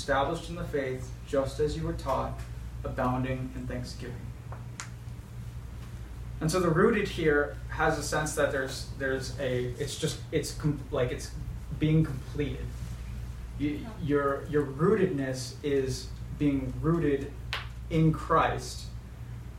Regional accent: United States; we're American

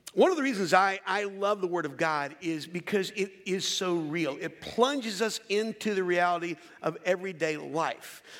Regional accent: Philadelphia, Pennsylvania, United States; I'm from Philadelphia

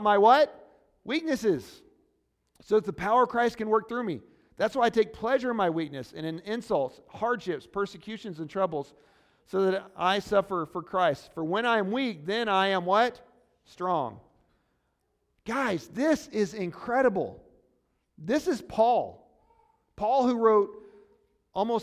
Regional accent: Missouri, United States; moved away; I'm from Missouri.

